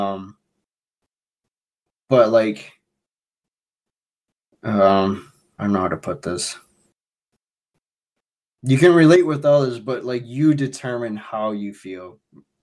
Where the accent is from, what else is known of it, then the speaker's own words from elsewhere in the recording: Chicago, Illinois, United States; I'm from Chicago